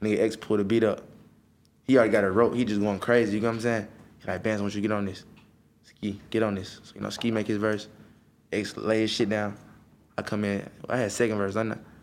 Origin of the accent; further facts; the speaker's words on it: Atlanta, Georgia, United States; I grew up in Atlanta.